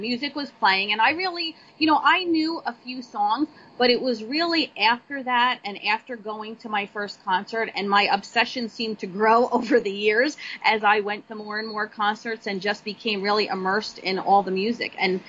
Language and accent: English; New Jersey, United States; I was born and raised here in New Jersey, so I'm a true Jersey girl.